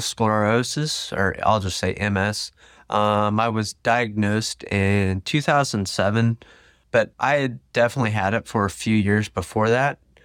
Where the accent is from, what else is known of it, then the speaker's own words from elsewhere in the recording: Tulsa, Oklahoma, United States; I was from Tulsa